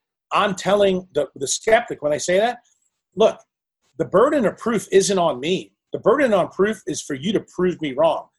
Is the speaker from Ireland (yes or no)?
yes; Ireland; as two Irish guys, you know, I have freckles.